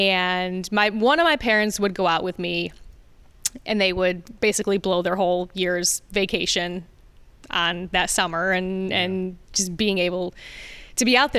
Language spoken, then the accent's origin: English; Fairport, New York, United States; also born or lived in Rochester, New York / Bloomfield Hills, Michigan; I'm from Rochester. You know, I think I was born at RGH. Okay. Born and raised in Rochester. Fairport has been my hometown since I was like two.